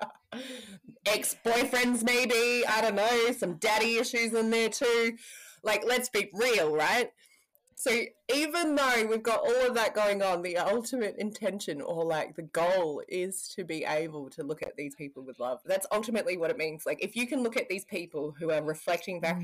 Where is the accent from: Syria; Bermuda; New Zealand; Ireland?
New Zealand; Parihaka, Taranaki; I'm from Parihaka